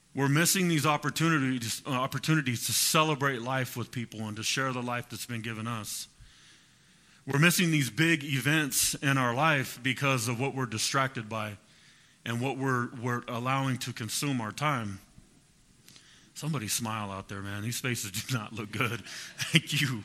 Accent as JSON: {"language": "English", "town": "Fresno", "region": "California", "country": "United States", "said": "I'm from Fresno"}